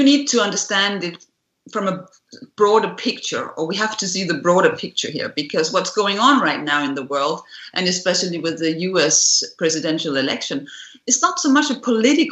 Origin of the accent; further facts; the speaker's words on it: Denmark; we grew up in the Cold War, and so did I here in Scandinavia